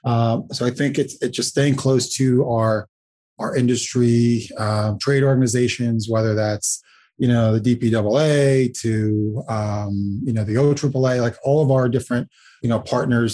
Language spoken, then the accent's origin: English; Latvia; now in New York City, United States; I was born in Latvia.